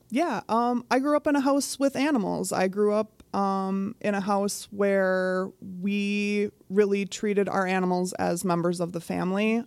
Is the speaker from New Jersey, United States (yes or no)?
no; Virginia, Minnesota, United States; I was born a ranger